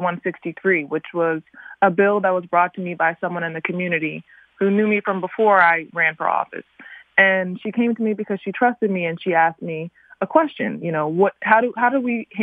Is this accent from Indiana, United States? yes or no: no; Newark, Delaware, United States; I'm from the Newark area here in Delaware, which is the area I grew up